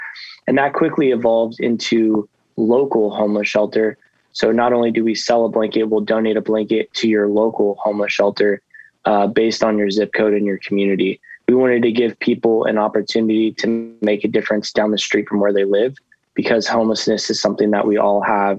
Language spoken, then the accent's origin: English; Coos Bay, Oregon, United States; now in San Diego, United States; Yeah, I'm from Oregon, in a little town called Coos Bay. It's right off the coast, and just a little fisherman town.